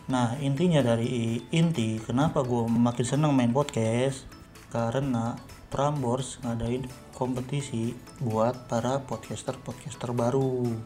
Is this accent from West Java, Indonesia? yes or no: yes; Bekasi, West Java, Indonesia; iya ya kan gue orang Bekasi jadi ya sebenarnya gue orang yang rame kalau ngobrol kalau bercanda-canda